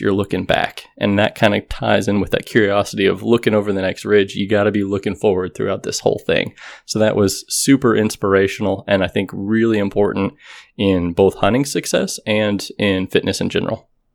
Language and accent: English; Texas, United States; growing up in Texas